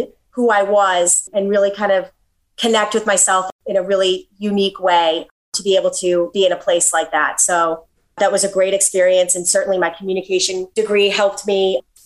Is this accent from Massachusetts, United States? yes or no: yes; Milton, Massachusetts, United States; moved away as an adult; now in Florida, United States; I grew up in Milton, Massachusetts, and my house was wonderful.